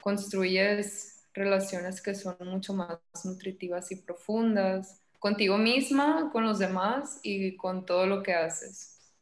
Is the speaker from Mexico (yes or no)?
yes; Los Mochis, Sinaloa, Mexico; yo nací en Mochis, tengo 26